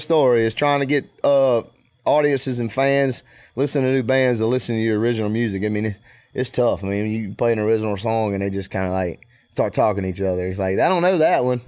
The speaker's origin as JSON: {"language": "English", "region": "Mississippi", "country": "United States", "tie": "born or raised there", "said": "I'm from Mississippi"}